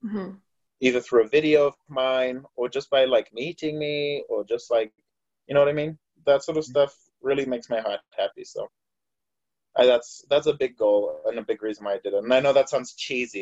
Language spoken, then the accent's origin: English; Harare, Zimbabwe; moved away as an adult; now in Utah, United States; I'm from Harare, Zimbabwe. I moved here in 2015